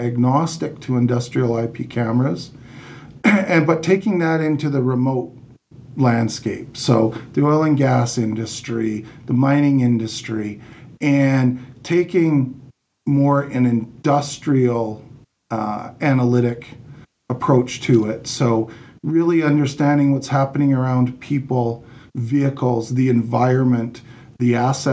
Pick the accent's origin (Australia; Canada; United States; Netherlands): Canada; also born or lived in Calgary; I am Canadian